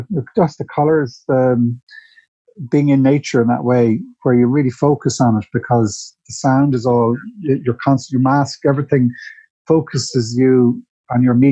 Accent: Dublin, Leinster, Ireland; I grew up in Dundrum

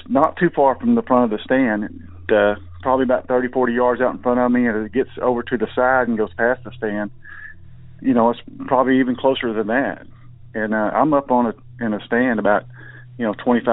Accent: Northeast Texas, United States; I'm from Northeast Texas

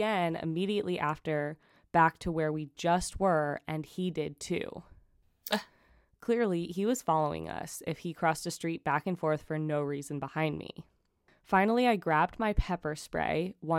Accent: New York City, New York, United States; now in Germany; So I live in Germany right now. I'm from New York City, but my boyfriend is German

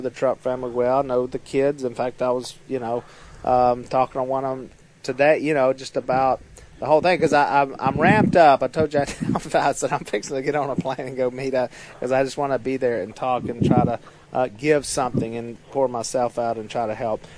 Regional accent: West Monroe, Louisiana, United States; I'm of course from West Monroe, Louisiana

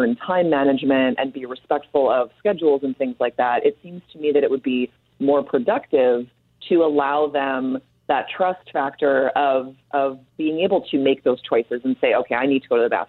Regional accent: Canada; are you trying to pull one over me because I'm Canadian here?

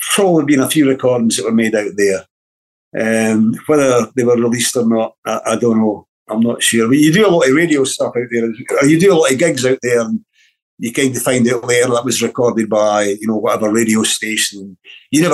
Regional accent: Dunfermline, Scotland, United Kingdom; born or raised there; also born or lived in Timmins, Ontario, Canada

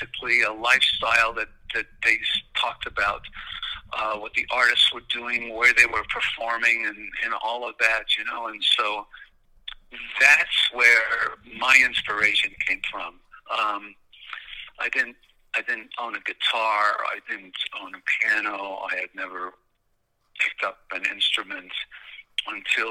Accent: Montreal, Quebec, Canada; growing up in Montreal

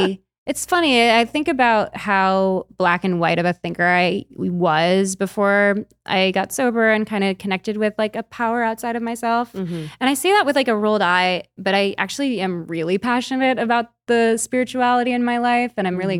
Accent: Chicago, Illinois, United States; I'm from Chicago.

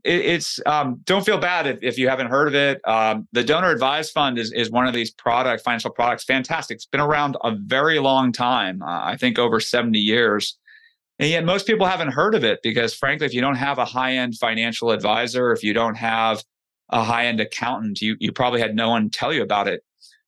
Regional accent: California, United States; You know, I grew up in the Bay Area.

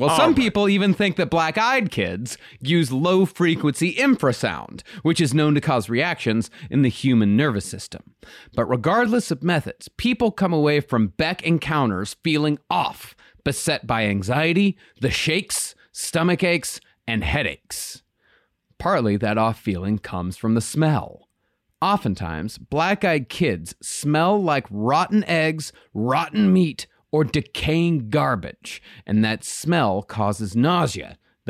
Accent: Rochester, Texas, United States; very close to my hometown of Rochester

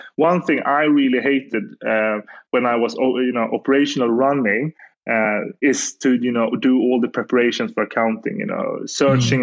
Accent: Gothenburg, Västra Götaland, Sweden; I'm from Gothenburg, Sweden

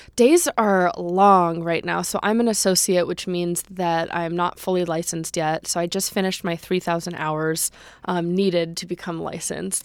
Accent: Los Angeles, California, United States; I grew up in the San Fernando Valley, um, in Chatsworth

